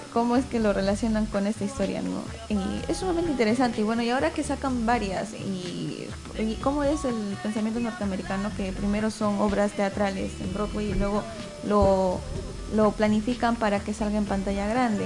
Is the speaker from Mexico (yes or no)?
no; Ilo, Moquegua, Peru; yo soy de Hilo